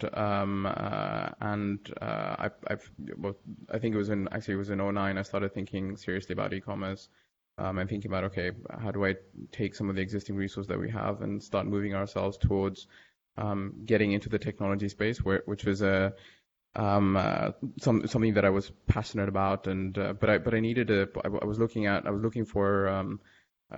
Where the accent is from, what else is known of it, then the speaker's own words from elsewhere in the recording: Dubai, United Arab Emirates; I pretty much spent most of my life growing up in Dubai